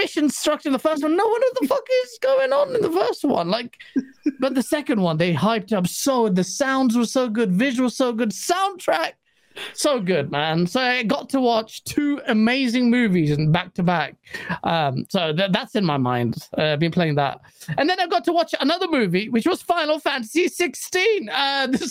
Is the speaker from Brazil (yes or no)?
no; England, United Kingdom; me as an English person